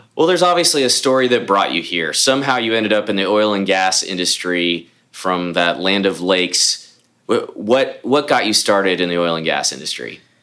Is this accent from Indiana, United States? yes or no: no; Houston, Texas, United States; born or raised there; also born or lived in Columbus, Ohio